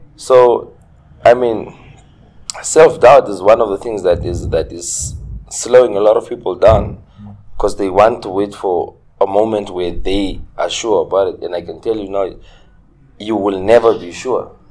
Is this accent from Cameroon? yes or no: no; Ongwediva, Oshana, Namibia; also born or lived in Windhoek / Tsumeb; I'm from Ongwediva. I grew up in Ongwediva. Okay. Uh, I was born and raised here in Ongwediva.